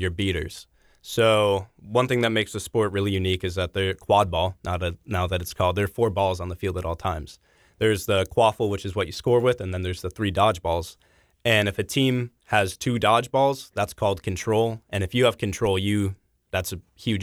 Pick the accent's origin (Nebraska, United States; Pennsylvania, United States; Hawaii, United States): Nebraska, United States; Papillion; moved away as an adult; also born or lived in Omaha, Nebraska; now in Lawrence, United States; my hometown of Papillion, Nebraska